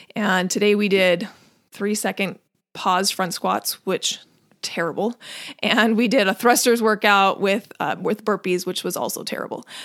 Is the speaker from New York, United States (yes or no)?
no; Washington, United States; also born or lived in North Carolina; now in California, United States; I grew up in Washington